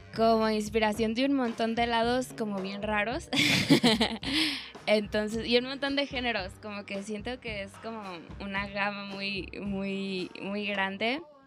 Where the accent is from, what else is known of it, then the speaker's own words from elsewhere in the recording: Baja California, Mexico; moved away; yo soy de Baja California